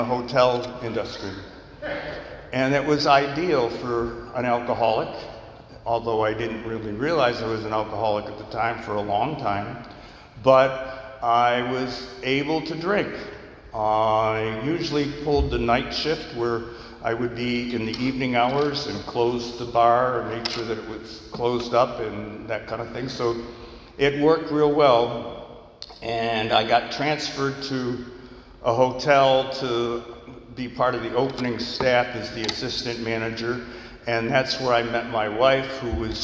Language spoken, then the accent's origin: English; New York, United States; I grew up in New York State, where the drinking age at that time was 18